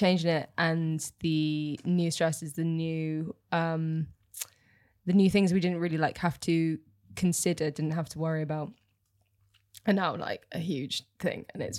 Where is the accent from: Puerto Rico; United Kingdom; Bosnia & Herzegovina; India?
United Kingdom; Bibury, South West England; The Cotswolds.